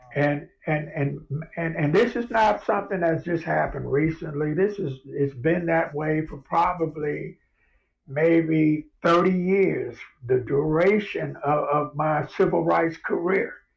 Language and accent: English; Los Angeles, California, United States; moved away; I grew up in South Central Los Angeles in Watts